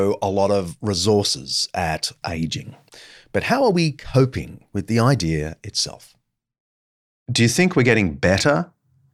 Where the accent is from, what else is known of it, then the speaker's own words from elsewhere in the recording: Australia; In my home country of Australia